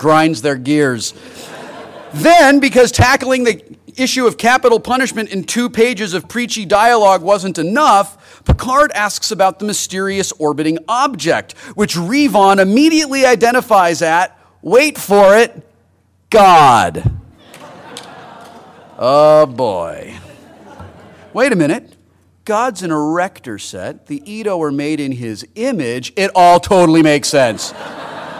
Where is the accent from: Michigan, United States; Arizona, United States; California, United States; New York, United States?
California, United States; Los Angeles; born or raised there